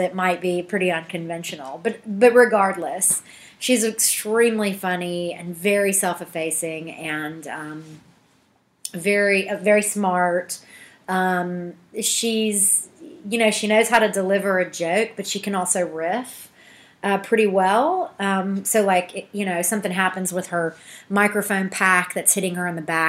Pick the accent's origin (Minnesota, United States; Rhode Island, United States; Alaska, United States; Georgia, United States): Georgia, United States; moved away as an adult; also born or lived in Athens, Georgia / Atlanta; now in Washington, D.C., United States; I'm from Georgia.